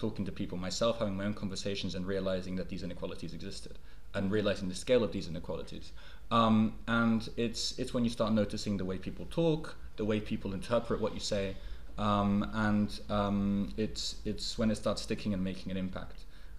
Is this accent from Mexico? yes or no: yes; Mexico; moved away; also born or lived in United Kingdom; my childhood growing up in Mexico. I was relatively fortunate in the sense that in my family it was not necessarily prevalent. My mother, who's Mexican